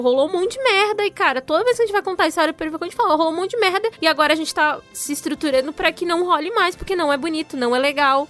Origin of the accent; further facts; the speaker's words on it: São Paulo, Brazil; eu sou lá da Zona Sul